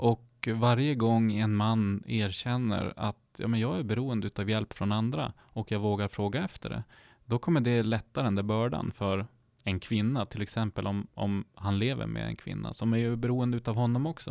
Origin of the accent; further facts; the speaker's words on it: Sámi, Sápmi, Sweden; jag är ju själv same, men jag är också svensk.